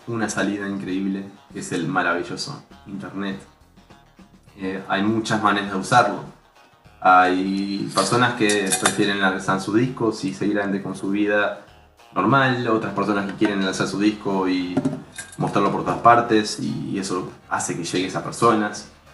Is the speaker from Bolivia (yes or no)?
no; Uruguay; más como uruguayos